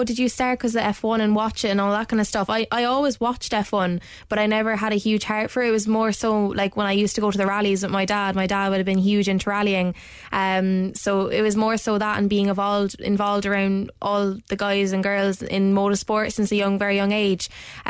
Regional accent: Ireland; to come back here and race on home ground and get known and, you know, race against my hometown people

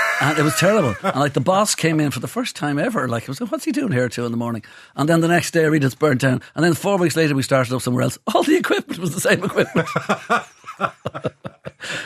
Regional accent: Ireland; I'm Irish. I'm Irish growing up in the 60s and 70s.

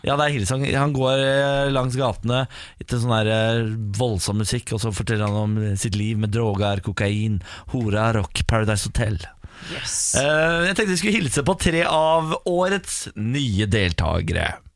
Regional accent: Vennesla, Agder, Norway; Jeg kommer fra Vennesla.

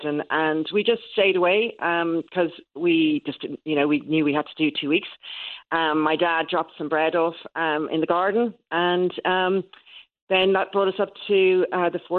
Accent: Ireland; now in England; I'm Irish.

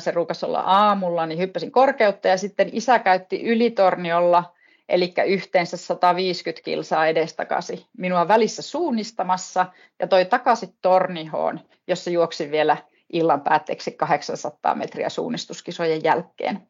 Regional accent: Pello, Lapland, Finland; now in Ylläs, Finland; olen naapuripitäjästä kotoisin pellosta

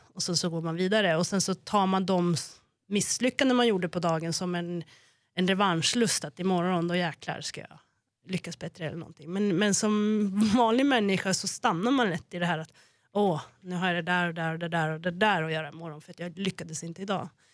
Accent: Norrland, Sweden; som norrlänning

